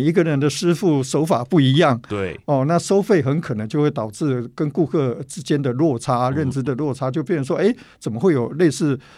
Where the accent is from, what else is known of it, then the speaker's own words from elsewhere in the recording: Tainan, Taiwan; moved away; 我本身是南部人，是。哦，台南人，我本来要回到家里，哦，陪妈妈